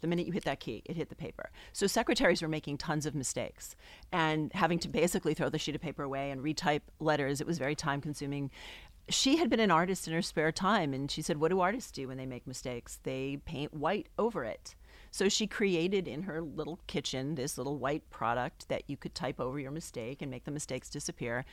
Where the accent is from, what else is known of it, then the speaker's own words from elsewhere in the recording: New England, United States; also born or lived in New York; I grew up in New England, and I moved back here